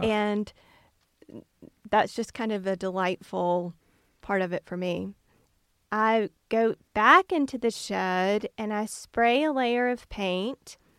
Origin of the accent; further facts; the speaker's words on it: Canton, Mississippi, United States; I grew up in Canton